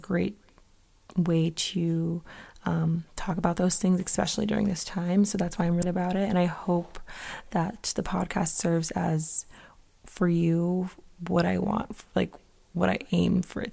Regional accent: Connecticut, United States; moved away as an adult; now in Boston, United States; I'm originally from Connecticut, so moving up to Mass wasn't that bad

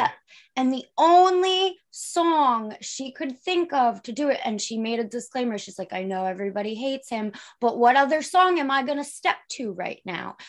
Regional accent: Long Island, New York, United States; I'm from New York, Long Island

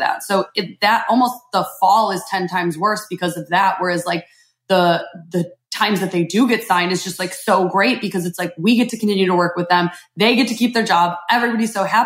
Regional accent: Chicago, Illinois, United States; moved away; I'm from Chicago originally

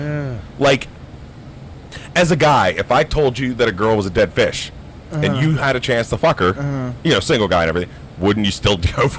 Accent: Youngstown, Ohio, United States; now in Pittsburgh, United States; I'm from Youngstown, Ohio area. Y-town is my town. You're not wrong there, too. I am in the outskirts.

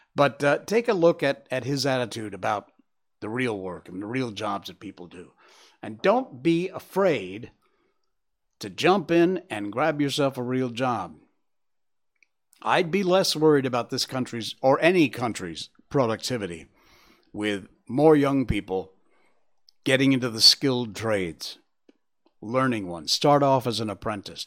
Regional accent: United States; I'm an American

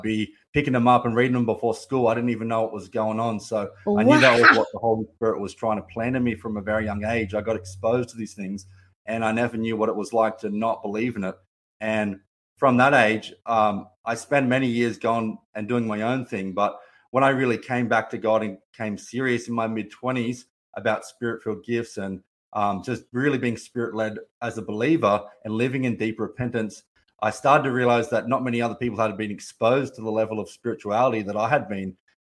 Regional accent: Gold Coast, Queensland, Australia; I come from Gold Coast, Australia

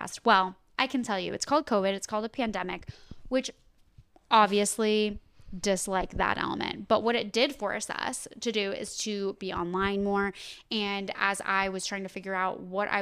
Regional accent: New Jersey, United States; moved away as an adult; also born or lived in Pennsylvania; I'm from New Jersey originally

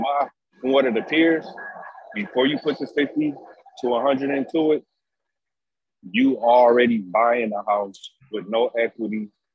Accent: Detroit, Michigan, United States; I'm from Detroit.

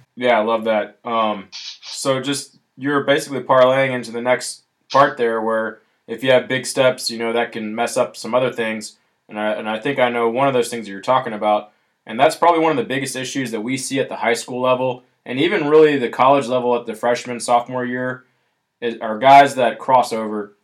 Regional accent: Alabama, United States; I'm from Alabama

